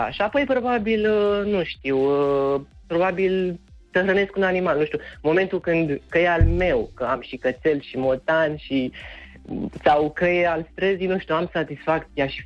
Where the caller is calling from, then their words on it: Băicoi, Prahova, Romania; din Băicoi, din Prahova, am mai sunat